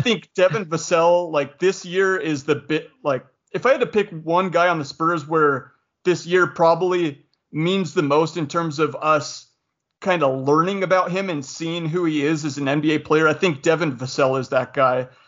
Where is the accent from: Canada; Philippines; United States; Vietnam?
United States; Spokane, Washington; also born or lived in Utah; I grew up in Spokane, Washington.